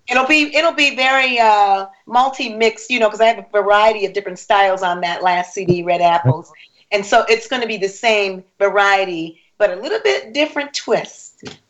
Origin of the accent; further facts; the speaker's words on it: Rochester, New York, United States; also born or lived in Harrisburg, Pennsylvania; now in Orlando, United States; I'm Rochester. from Rochester, born in Rochester